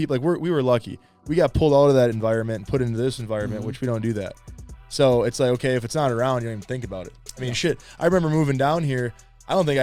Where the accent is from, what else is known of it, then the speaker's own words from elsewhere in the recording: Wisconsin, United States; I'm from Wisconsin